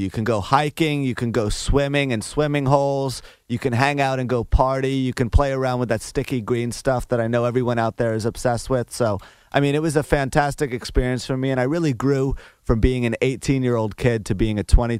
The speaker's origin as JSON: {"language": "English", "town": "New York City", "region": "New York", "country": "United States", "tie": "born or raised there", "said": "as a kid growing up in New York"}